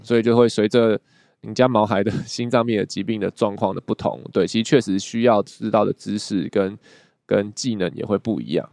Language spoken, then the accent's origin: Chinese; Taiwan; 我们台湾人